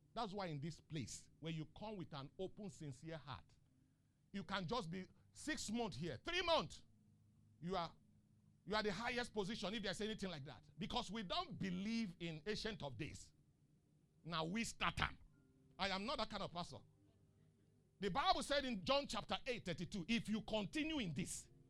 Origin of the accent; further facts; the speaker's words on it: eastern Nigeria, Nigeria; now in Lagos, Nigeria; I'm from the eastern part.